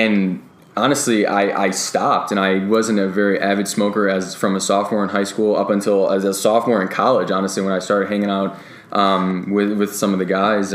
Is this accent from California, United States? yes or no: no; Cleveland, Ohio, United States; moved away; I'm actually originally from Cleveland, Ohio